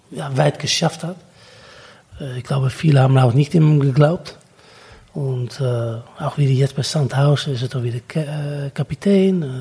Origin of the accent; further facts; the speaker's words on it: Netherlands; German is a second language; als Holländer